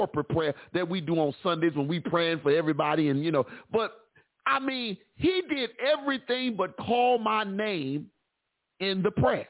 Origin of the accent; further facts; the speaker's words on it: Chicago, Illinois, United States; I'm from Chicago. I'm from the West Side